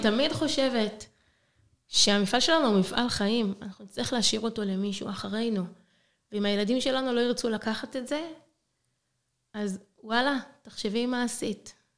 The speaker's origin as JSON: {"language": "Hebrew", "country": "Israel", "moved": "as an adult", "lives_now": "Zagreb, Croatia", "said": "אני, ישראלית, הגעתי לארץ, עליתי לצפת"}